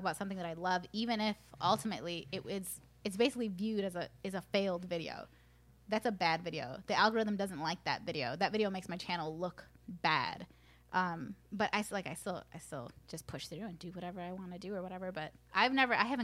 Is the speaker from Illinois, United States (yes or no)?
yes; Aurora, Illinois, United States; born or raised there; first language Spanish